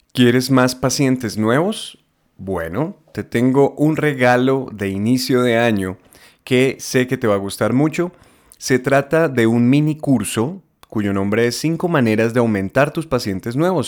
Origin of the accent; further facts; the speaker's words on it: Colombia; Yo, yo, yo soy muy colombiano